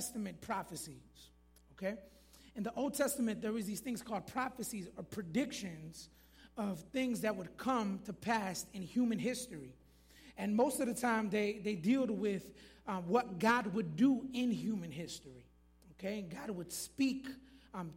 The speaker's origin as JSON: {"language": "English", "region": "Florida", "country": "United States", "moved": "yes", "said": "I'm originally from Florida"}